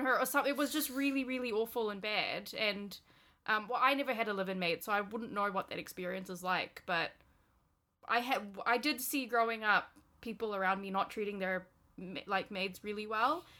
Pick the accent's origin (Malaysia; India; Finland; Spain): Malaysia; now in New Zealand; growing up in Malaysia